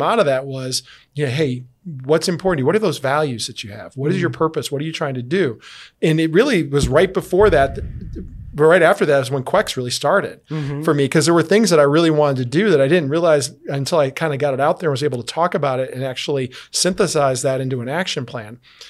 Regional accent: Chicago, Illinois, United States; I came from Chicago, where it's very dog eat dog. And I come down here and everybody's so nice.

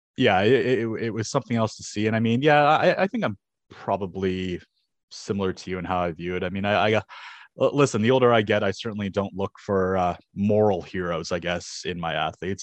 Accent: Canada; as a Canadian

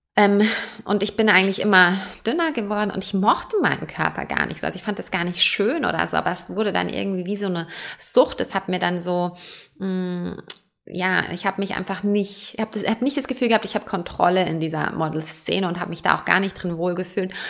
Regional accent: Germany; also born or lived in Perth, Australia; now in Switzerland; Ich bin ursprünglich in Deutschland geboren, deswegen auch kein Schweizer Akzent

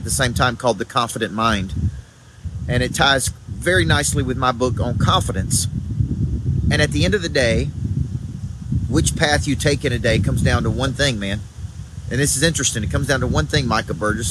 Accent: the South, United States; accent: southern; my southern accent

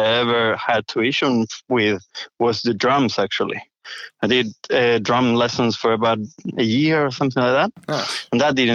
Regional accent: Buenos Aires, Argentina; moved away; I grew up in Buenos Aires, Argentina, which is the capital of Argentina.

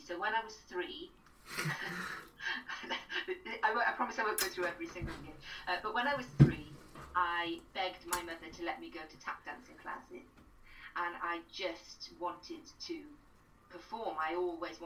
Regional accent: Pembroke Dock, Wales, United Kingdom; I was brought up in Pembroke Dock

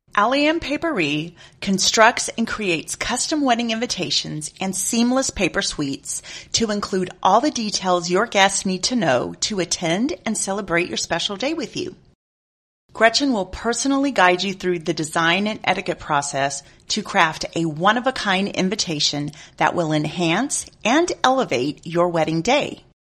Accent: San Antonio area, Texas, United States; my hometown

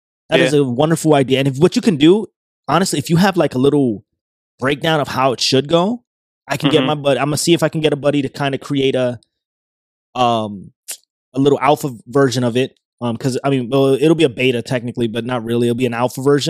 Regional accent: New York, United States; when I was a kid growing up in New York

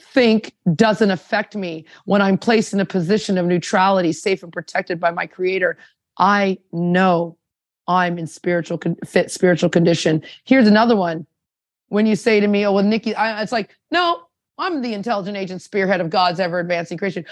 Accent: Anaheim, California, United States; moved away as an adult; also born or lived in Toronto; I'm from Orange County, California, Anaheim

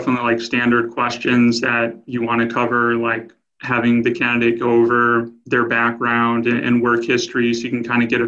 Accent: New Mexico, United States; I grew up in New Mexico

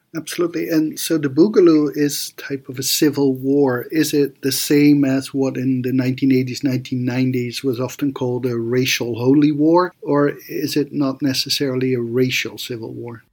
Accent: Athens, Georgia, United States; my hometown of Athens, Georgia

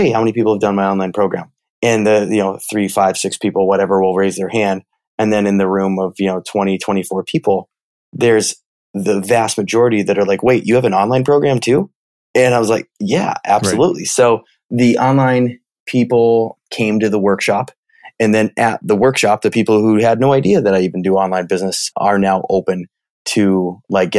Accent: Midwest, United States; I'm from the Midwest. So I use the word y'all.

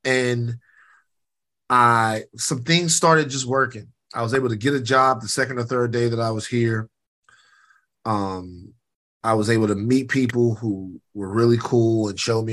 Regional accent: Baton Rouge, Louisiana, United States; moved away as an adult; now in Los Angeles, United States; coming from Baton Rouge to Los Angeles

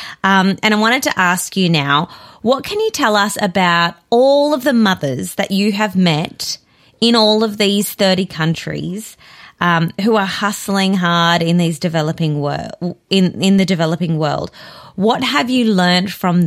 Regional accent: South Africa; now in Australia; I'm originally from South Africa. My whole family's there

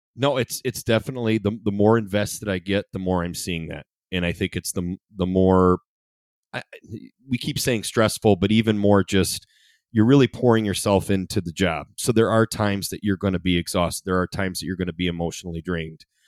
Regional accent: Ida, Michigan, United States; also born or lived in Monroe; I love Ida, I grew up in Ida

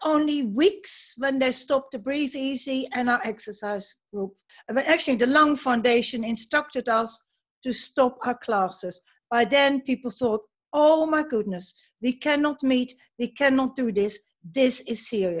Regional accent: Netherlands; now in England; I'm not from England. I'm from Holland.

